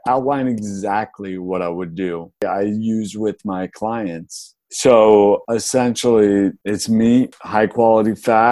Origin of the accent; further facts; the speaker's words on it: Boulder, Colorado, United States; moved away as an adult; also born or lived in New York City; now in Austin, United States; I grew up in Boulder, which is very like granola town